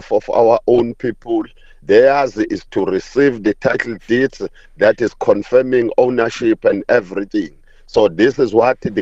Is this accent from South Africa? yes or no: yes; Umlazi, KwaZulu-Natal, South Africa; the township where I grew up in Umlazi, the biggest township in KwaZulu-Natal